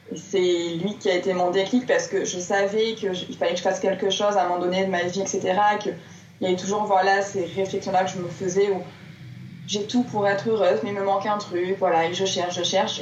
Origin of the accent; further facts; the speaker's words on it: Marseille, Provence-Alpes-Côte d'Azur, France; moved away as an adult; also born or lived in Auvergne; je suis née, j'ai grandi à Marseille dans le sud de la France